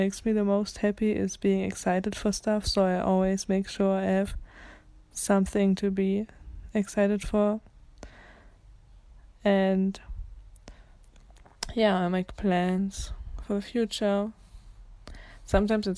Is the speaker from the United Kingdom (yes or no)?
no; Germany; I'm 16, I'm from Germany